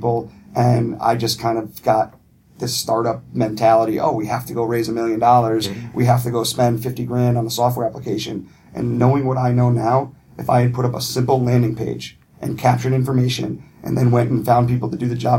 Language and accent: English; Windsor, Connecticut, United States; also born or lived in Boston; I'm from Windsor, Mike and Mike are from Windsor, and so we've all grown up in Connecticut.